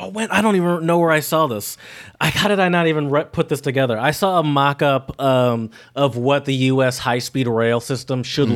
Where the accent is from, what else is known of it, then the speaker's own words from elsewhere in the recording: Michigan, United States; now in Philadelphia, United States; I moved from Michigan to Philadelphia.